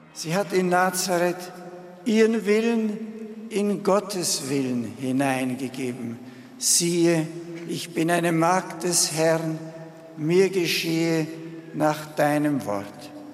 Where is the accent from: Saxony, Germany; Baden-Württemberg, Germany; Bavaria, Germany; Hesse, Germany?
Bavaria, Germany; Marktl; moved away as an adult; now in Rome, Italy; über Marktl fliegen, über meinem Geburtsort